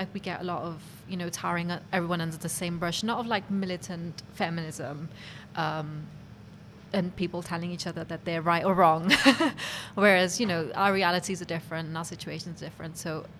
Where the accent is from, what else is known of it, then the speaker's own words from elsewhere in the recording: Cardiff, Wales, United Kingdom; growing up in Cardiff